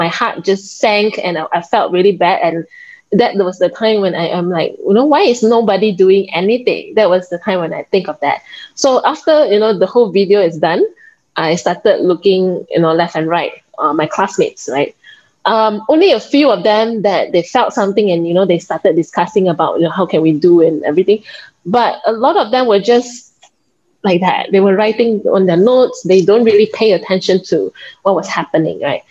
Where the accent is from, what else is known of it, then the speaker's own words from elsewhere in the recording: Penang, Malaysia; I'm actually from Penang. So it's an island north side of Malaysia